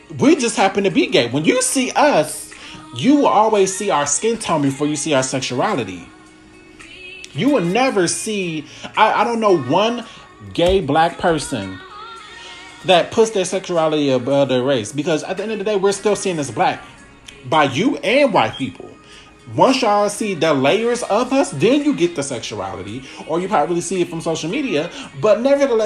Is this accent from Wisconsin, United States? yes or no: yes; Milwaukee, Wisconsin, United States; I'm from Milwaukee, which is very racially divided